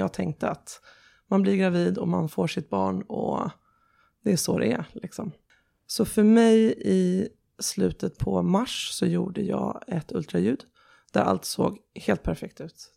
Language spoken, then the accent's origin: Swedish; Sweden; also born or lived in Tehran, Iran; jag ville nog vara hemma i Sverige